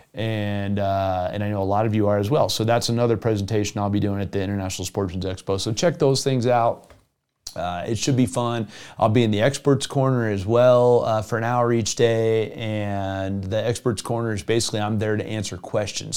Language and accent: English; Evergreen, Colorado, United States; I grew up in Evergreen, Colorado as a, as a junior high and high schooler